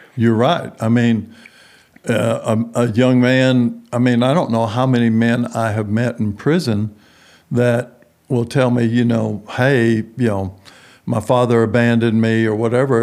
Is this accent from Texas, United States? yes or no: yes; San Antonio, Texas, United States; moved away as an adult; also born or lived in New Orleans, Louisiana / Houston / Midland / Denver; I was grow, grew up in San Antonio, Texas.